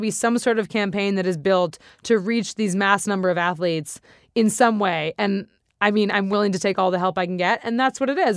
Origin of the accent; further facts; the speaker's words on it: Santa Monica, California, United States; I'm from here. I'm born and raised in Santa Monica